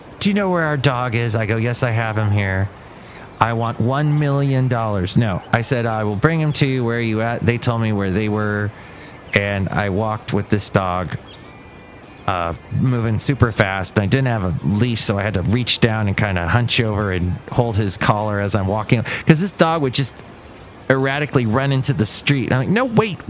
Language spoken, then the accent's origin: English; California, United States; also born or lived in Alabama; I'm actually from California